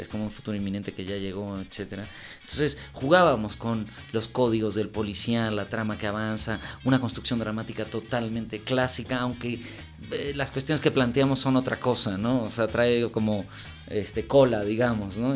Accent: Mexico; also born or lived in Uruguay; tanto Laura como yo nacimos en Uruguay. Yo llegué a los nueve años a México, me crié en México, me formé como cineasta aquí

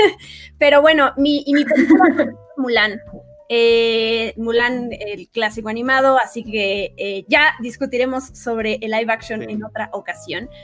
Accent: Mexico; accent: Mexican; yo terminé valorando mucho mi acento como mexicana hablando inglés

